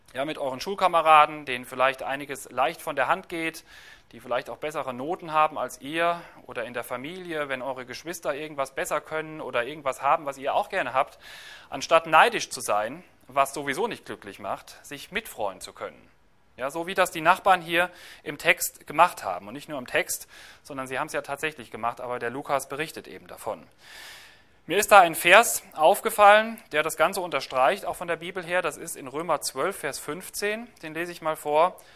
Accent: Germany; Bei uns in Deutschland

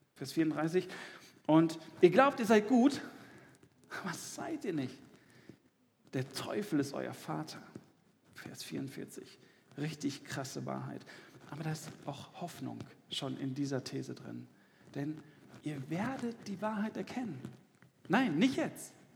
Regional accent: Dortmund, North Rhine-Westphalia, Germany; im Ruhrgebiet, wo ich herkomme, ich komme aus Dortmund

